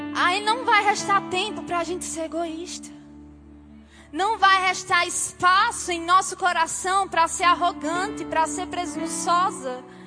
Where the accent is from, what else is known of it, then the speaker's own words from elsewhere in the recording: Campina Grande, Paraíba, Brazil; eu sou de Campina Grande.